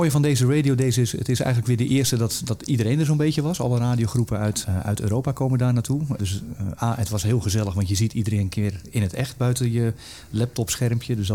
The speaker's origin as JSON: {"language": "Dutch", "country": "Netherlands", "said": "zolang er goede content of merendeels van de content gewoon gratis te krijgen is, gaan wij als Nederlanders niet betalen."}